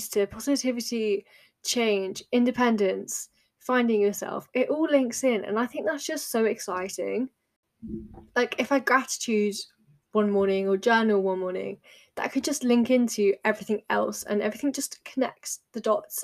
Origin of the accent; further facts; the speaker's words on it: United Kingdom; as British people